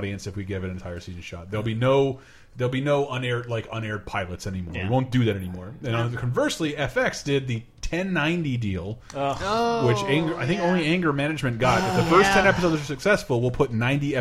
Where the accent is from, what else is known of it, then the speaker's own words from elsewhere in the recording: Florida, United States; moved away as an adult; One of the last things I did in my hometown before I came out west